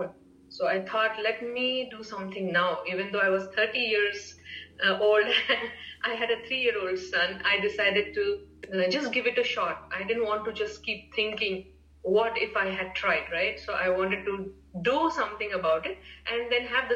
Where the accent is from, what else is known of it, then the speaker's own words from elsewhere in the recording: India; moved away as an adult; now in United States; growing up in India at that time in the 80s